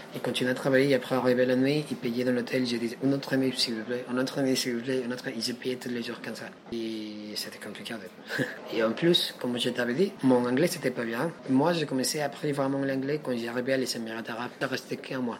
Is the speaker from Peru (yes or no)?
yes; Lima, Peru; French is a second language; moved away as an adult; also born or lived in Brazil; now in Paris, France; je suis péruvien, je viens de la capitale de Pérou, Lima